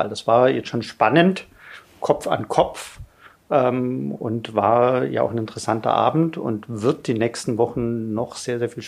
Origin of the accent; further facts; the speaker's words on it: Bavaria, Germany; also born or lived in Ulm; ich bin geboren in Ulm, also von Haus aus ein Schwabe. Äh, ein württembergischer, bin dann aber in den bayerischen Wald gezogen